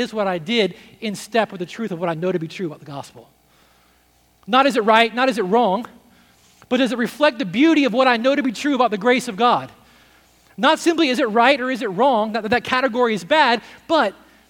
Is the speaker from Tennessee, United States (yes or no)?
yes; Nashville, Tennessee, United States; a Christianity like I grew up with in Nashville